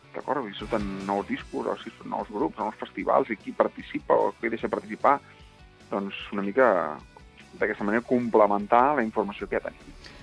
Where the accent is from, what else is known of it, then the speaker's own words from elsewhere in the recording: Catalonia, Spain; som catalans